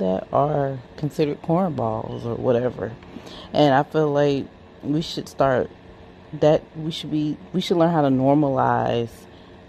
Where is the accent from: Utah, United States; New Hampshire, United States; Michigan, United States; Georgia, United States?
Georgia, United States; Atlanta; I'm actually from Atlanta